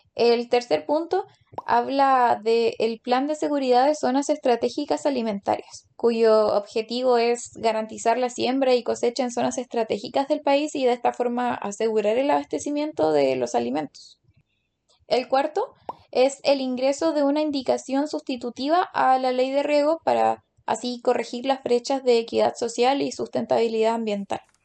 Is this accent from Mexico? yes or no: no; Chile; como chilenos comunes y corrientes podemos obtener